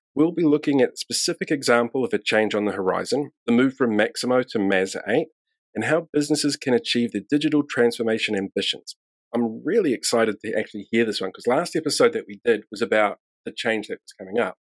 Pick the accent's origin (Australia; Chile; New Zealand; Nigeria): New Zealand; I'm from New Zealand